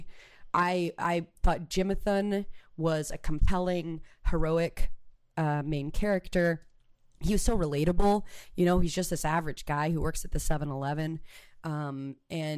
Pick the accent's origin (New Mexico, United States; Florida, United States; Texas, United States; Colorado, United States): New Mexico, United States; Roswell; now in Los Angeles, United States; Originally from Roswell, New Mexico, and I'm an actor and a musician and a writer living out here in Los Angeles.